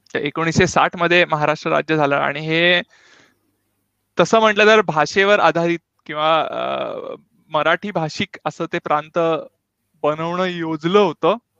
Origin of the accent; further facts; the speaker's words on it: Pune, Maharashtra, India; also born or lived in Belgaum; now in Stuttgart, Germany; तसा मी जन्म बेळगावचा मूळचा पुण्याचा